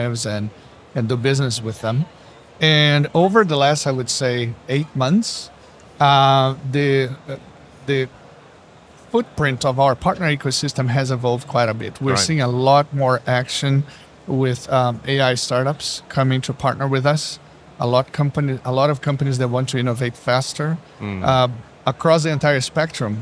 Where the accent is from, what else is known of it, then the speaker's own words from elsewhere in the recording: Brazil; now in Seattle, United States; I'm originally from Brazil, Rocha